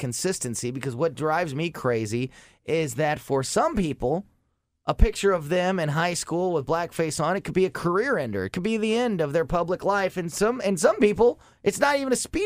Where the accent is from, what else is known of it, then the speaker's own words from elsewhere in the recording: North County, Missouri, United States; growing up in North County